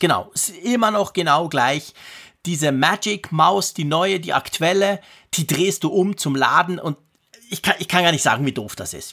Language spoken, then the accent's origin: German; Switzerland; bei uns in der Schweiz